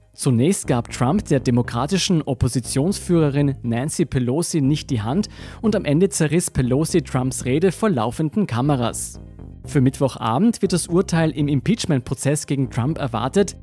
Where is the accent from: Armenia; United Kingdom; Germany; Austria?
Austria; bei uns in Österreich